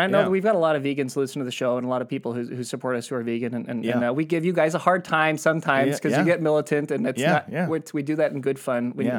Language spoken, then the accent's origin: English; Australia; I'm an Aussie.